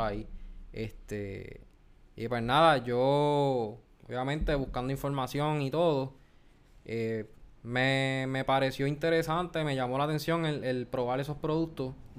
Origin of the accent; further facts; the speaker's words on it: Guayama, Puerto Rico; de Guayama